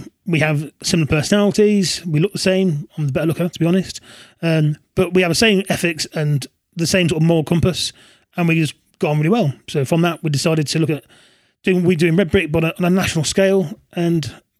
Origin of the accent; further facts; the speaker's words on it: Coventry, West Midlands, United Kingdom; I grew up in Coventry